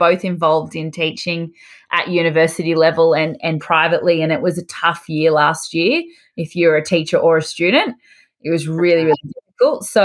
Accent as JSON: {"language": "English", "country": "Australia", "accent": "Australian", "said": "I'm a dental hygienist from Australia, if you can't tell from my accent."}